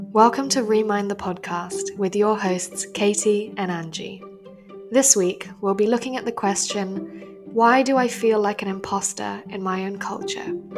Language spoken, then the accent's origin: English; Hong Kong; accent: very English; I was born and raised in Hong Kong